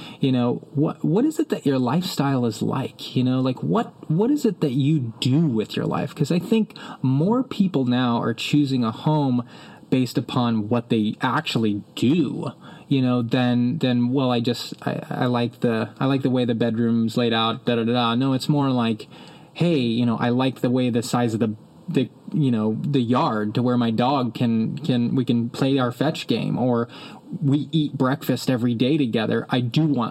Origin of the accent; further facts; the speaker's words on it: Austin, Texas, United States; now in Oklahoma City, United States; I'm originally from Austin, Texas